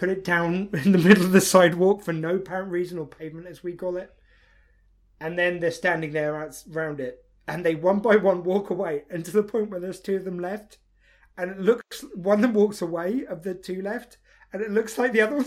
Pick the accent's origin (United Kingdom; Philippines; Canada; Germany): United Kingdom; we don't have that surname over here.